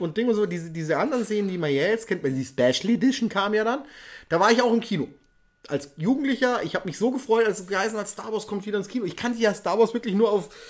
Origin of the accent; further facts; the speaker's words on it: Ingolstadt, Bavaria, Germany; bei uns in Ingolstadt